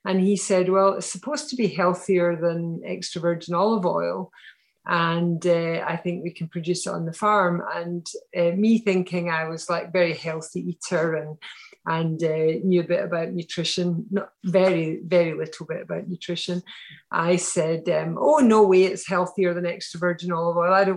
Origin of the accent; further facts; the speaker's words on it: Glasgow, Scotland, United Kingdom; moved away as an adult; now in near Edinburgh, United Kingdom; So I grew up in Glasgow